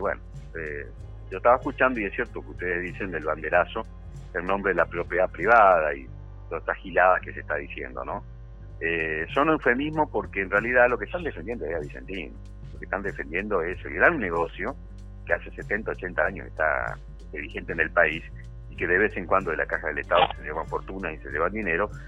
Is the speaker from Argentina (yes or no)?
yes; Villa Ocampo, Santa Fe, Argentina; soy de Villocampo, una localidad que está a 70 y pico, 80 kilómetros al, norte